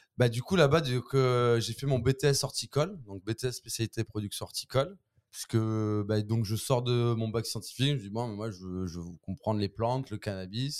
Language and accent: French; Marseille, Provence-Alpes-Côte d'Azur, France; je suis marseillais